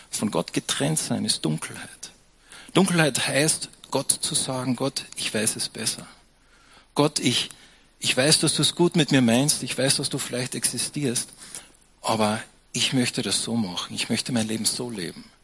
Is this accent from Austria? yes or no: yes; Austria; Und dann später probierst du noch ein bisschen Almdudler, weil wir sind ja Österreicher, gell?